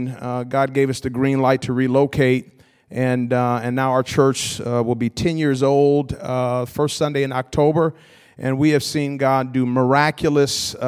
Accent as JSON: {"language": "English", "town": "Milwaukee", "region": "Wisconsin", "country": "United States", "tie": "born or raised there", "said": "Milwaukee, Wisconsin, my hometown"}